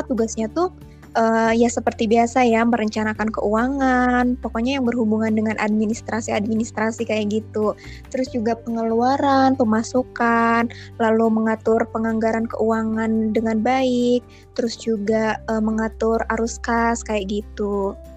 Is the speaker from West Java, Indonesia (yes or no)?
yes; Kuningan, West Java, Indonesia; Aku dari Kimia angkatan 2019, asal aku dari Kuningan.